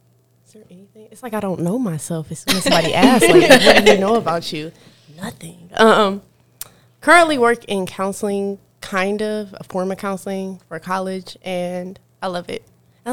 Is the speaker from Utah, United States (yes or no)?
no; Cleveland, Ohio, United States; moved away as an adult; now in Columbus, United States; I'm from Cleveland, and I graduated from Rice State University. Then I moved to Columbus.